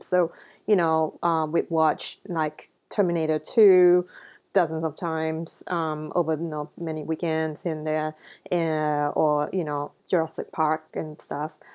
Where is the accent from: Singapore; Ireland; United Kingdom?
Singapore; growing up in Singapore